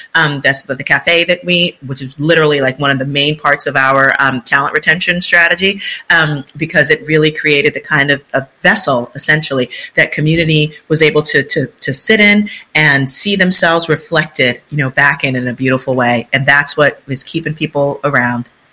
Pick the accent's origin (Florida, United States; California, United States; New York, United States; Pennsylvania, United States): New York, United States; New York City; I'm from the South Bronx, you know, birthplace of hip hop